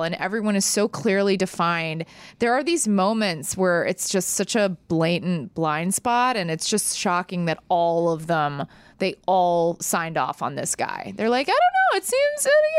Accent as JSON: {"language": "English", "region": "Texas", "country": "United States", "said": "I'm from Texas"}